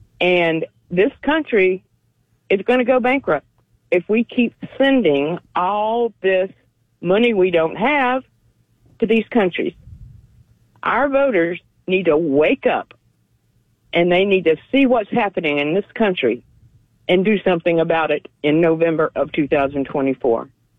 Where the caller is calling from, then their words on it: Florida, United States; I'm calling from the Panhandle.